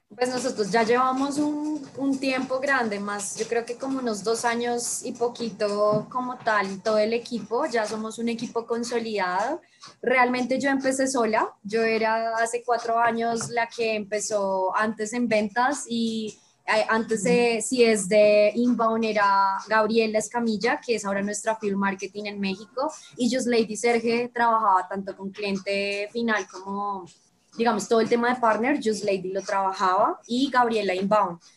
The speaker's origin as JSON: {"language": "Spanish", "region": "Bogotá", "country": "Colombia", "also_born_or_lived": "Brazil", "said": "soy de Bogotá, Colombia. Viví dos años y medio en Brasil"}